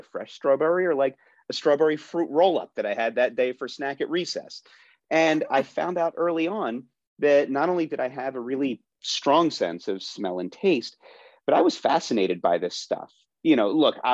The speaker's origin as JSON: {"language": "English", "area": "Philadelphia suburbs", "region": "Pennsylvania", "country": "United States", "tie": "born or raised there", "said": "I grew up in the Philadelphia suburbs"}